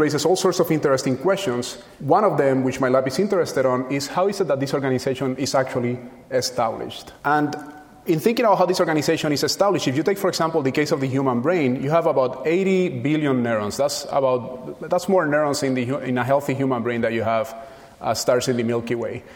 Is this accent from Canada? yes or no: no; Puerto Rico; moved away; where I was born and raised in Puerto Rico. And when I was a child there